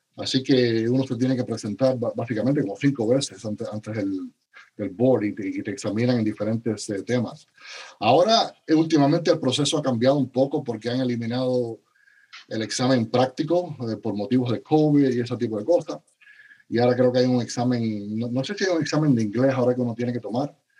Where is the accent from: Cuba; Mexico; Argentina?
Cuba; also born or lived in Spain / United States / Dominican Republic; now in Miami, United States; nací en Cuba, soy eh, cubano original y mi familia se fue de Cuba al a final de la época de los 70